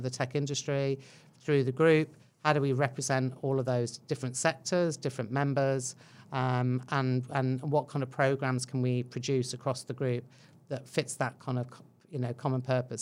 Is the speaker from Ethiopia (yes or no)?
no; England, United Kingdom; moved away as an adult; now in New Zealand; I think you can tell by my accent uh, that I'm not Kiwi. Um, so yeah, originally from England, Irish parents, so a good old mix going on in there